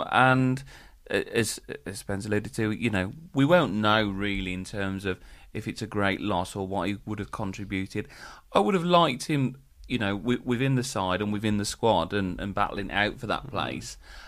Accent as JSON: {"language": "English", "region": "Scotland", "country": "United Kingdom", "said": "As a Scot, I don't think he'll enjoy that."}